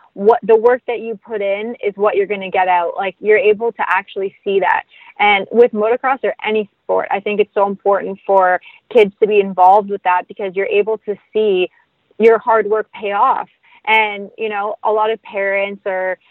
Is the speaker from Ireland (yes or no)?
no; Ganaraska Forest, Ontario, Canada; I grew up riding in the Ganaraska Forest here in Ontario